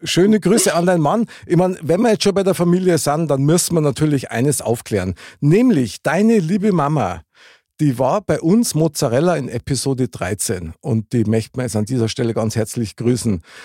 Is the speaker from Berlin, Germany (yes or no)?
no; Bavaria, Germany; bei uns in Bayern